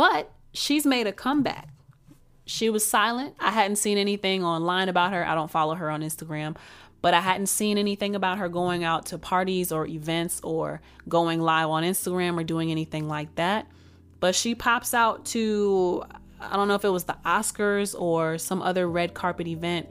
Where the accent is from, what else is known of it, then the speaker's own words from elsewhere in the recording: Texas, United States; I'm from Texas